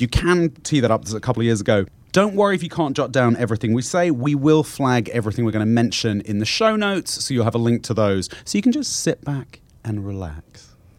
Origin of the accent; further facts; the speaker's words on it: London, United Kingdom; moved away as an adult; now in United States; I grew up very nearby in Fitzrovia